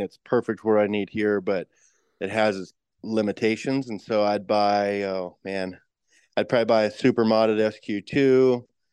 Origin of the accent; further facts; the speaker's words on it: Post Falls, Idaho, United States; moved away as an adult; now in King Salmon, United States; It was North Idaho, so Post Falls up in the Panhandle of Idaho